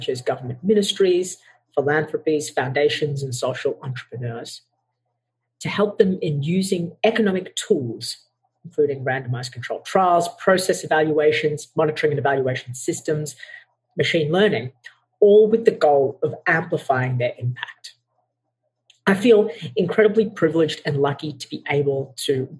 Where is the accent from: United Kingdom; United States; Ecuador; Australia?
Australia; I was born and raised in Australia. However, my parents emigrated from Sri Lanka